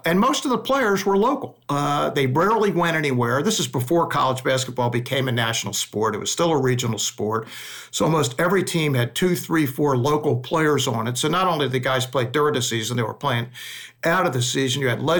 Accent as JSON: {"language": "English", "town": "Baltimore", "region": "Maryland", "country": "United States", "tie": "born or raised there", "also_born_or_lived": "Philadelphia", "moved": "as an adult", "said": "I grew up in Baltimore, and it's like an hour and a half, 2 hours from Philadelphia."}